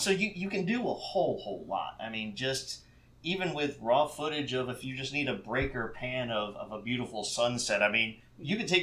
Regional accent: St. Petersburg, Florida, United States; I was born and raised here in St. Pete, lived here my whole life

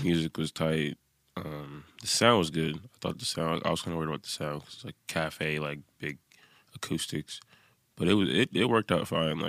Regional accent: Oakland, California, United States; Oakland, California.

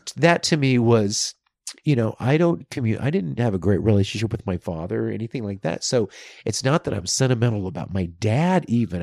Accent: Louisiana, United States; moved away; also born or lived in New York / Los Angeles; that's my home state

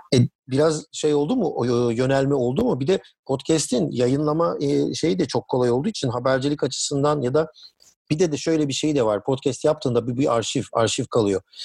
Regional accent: Heybeliada, Istanbul, Turkey; ben Heybeliliyim yani do, e, çocukluğum orada geçti

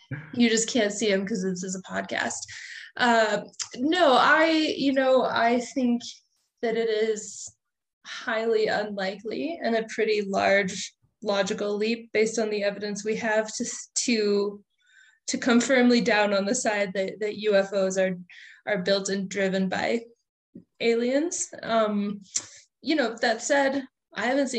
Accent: Colorado, United States; my home state of Colorado

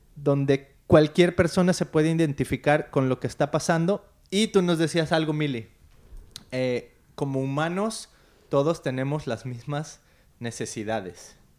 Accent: Mexico; moved away as an adult; now in Costa Mesa, United States; somos mexicanos viviendo en Estados Unidos

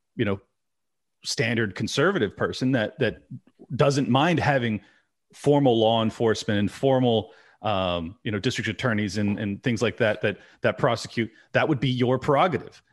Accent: California, United States; I'm born and raised California

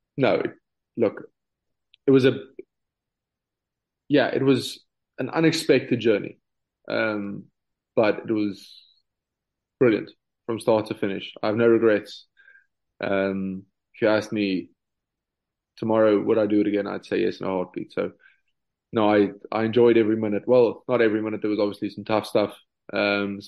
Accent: South Africa; now in Ireland; being South African

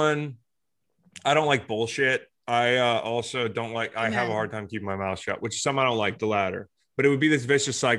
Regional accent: Charlottesville, Virginia, United States; I'm from Charlottesville

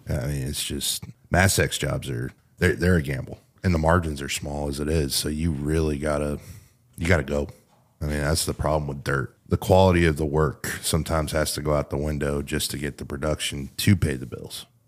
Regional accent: Sanger, Texas, United States; where I grew up in Sanger

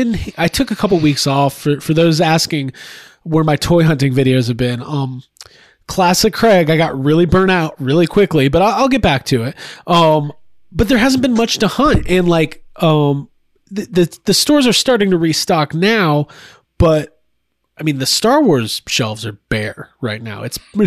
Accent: Canada; as a Canadian, I would be pissed about that because that was not a Canadian exclusive

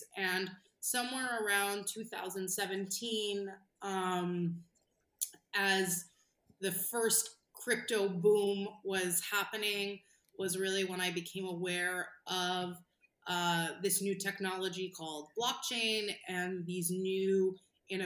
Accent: New York, United States; I'm a New Yorker by birth

